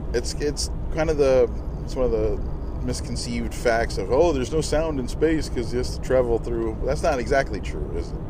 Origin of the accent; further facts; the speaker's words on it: United States; We are from the United States of America